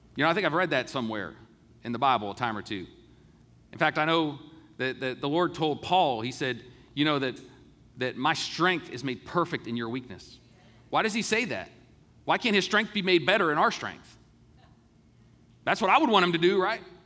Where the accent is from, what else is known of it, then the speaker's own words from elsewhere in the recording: United States; being an American and being able to grow up in this great country